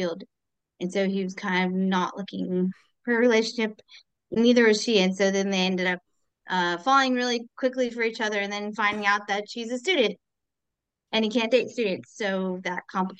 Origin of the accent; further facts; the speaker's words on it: United States; I'm the only American author in this series of authors.